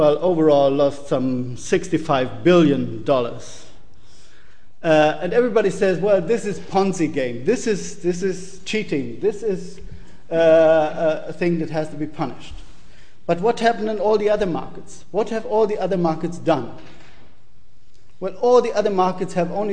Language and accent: English; Germany; I'm coming from Germany